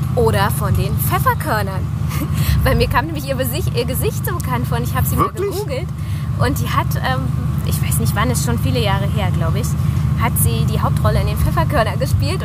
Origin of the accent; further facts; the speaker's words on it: Berlin, Germany; wir sind auch aus Berlin.